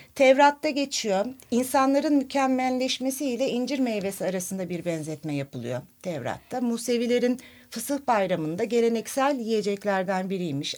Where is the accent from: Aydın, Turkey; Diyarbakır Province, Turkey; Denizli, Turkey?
Aydın, Turkey; Nazilli; benim kendi memleketimin, Nazilli'nin